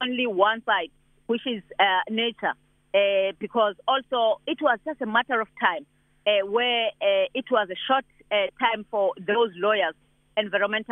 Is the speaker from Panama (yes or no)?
no; South Africa; as South African